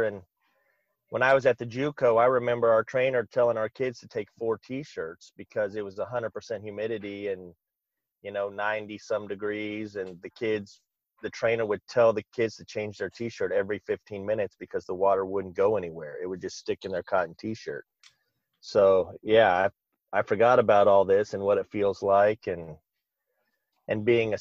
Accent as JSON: {"language": "English", "town": "Lee's Summit", "region": "Missouri", "country": "United States", "tie": "born or raised there", "also_born_or_lived": "Greenwood, Missouri", "said": "I'm from Kansas City. I grew up in the Lee Summit area of Kansas City, so the southeast suburbs"}